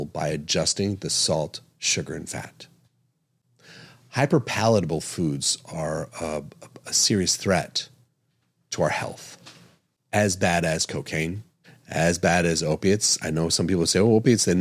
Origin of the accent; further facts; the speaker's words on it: East Coast, United States; now in Arizona, United States; I'm from the East Coast, grew up on the East Coast